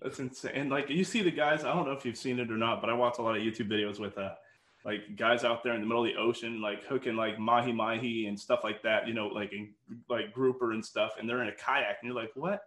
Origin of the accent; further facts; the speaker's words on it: Kansas, United States; I'm from Kansas